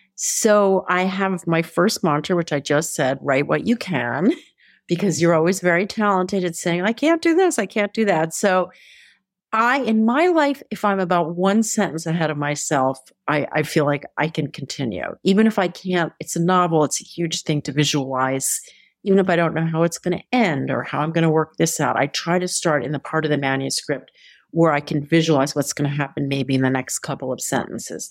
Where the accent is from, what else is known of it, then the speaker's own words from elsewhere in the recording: Philadelphia, Pennsylvania, United States; Philadelphia is my hometown